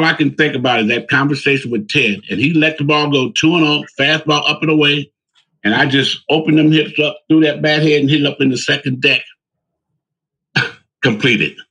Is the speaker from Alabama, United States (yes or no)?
no; Cleveland, Ohio, United States; my hometown of Cleveland, Ohio